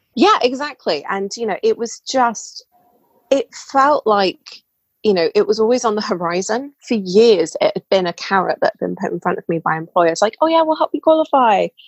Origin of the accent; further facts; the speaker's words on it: United Kingdom; so as you can tell, probably from my voice, I'm British. Um, I live in England.